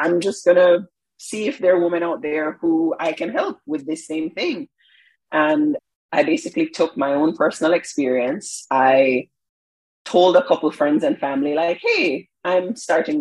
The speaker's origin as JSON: {"language": "English", "country": "Jamaica", "moved": "as an adult", "said": "I'm Jamaican"}